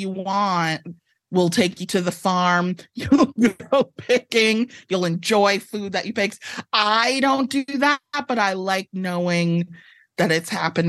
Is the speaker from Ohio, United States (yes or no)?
no; Evanston, Illinois, United States; I am actually from Evanston, which is just north of Chicago. It's where Northwestern is.